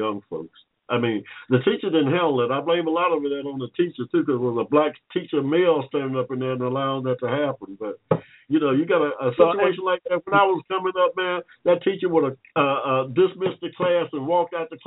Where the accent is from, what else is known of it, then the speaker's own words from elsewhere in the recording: Georgia, United States; also born or lived in Akron, Ohio; I used to live in Akron, Ohio, coming up, but I'm from Georgia.